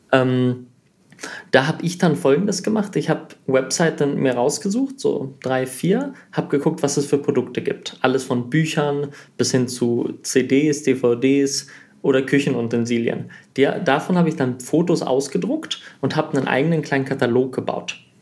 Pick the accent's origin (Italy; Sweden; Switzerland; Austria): Sweden; moved away; also born or lived in Germany; ich bin in Schweden aufgewachsen, also ich bin in Deutschland geboren, nach Schweden gezogen, habe da 14 Jahre gelebt